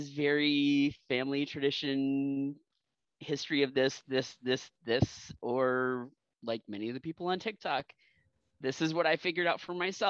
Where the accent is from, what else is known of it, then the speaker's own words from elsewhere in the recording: South Carolina, United States; moved away; also born or lived in Massachusetts / Southern Missouri; I grew up in South Carolina. So we had the Appalachians, we had the Seacoast, we had all the other traditions that are basically a melting pot in South Carolina.